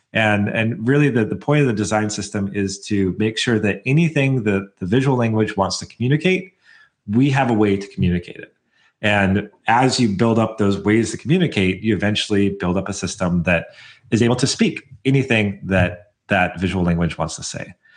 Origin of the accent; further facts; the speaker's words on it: Portland, Oregon, United States; I'm from the Portland area